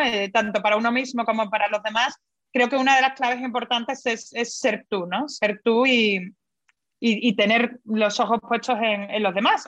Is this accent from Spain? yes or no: yes; Spain; yo soy española, me encanta mi, mi país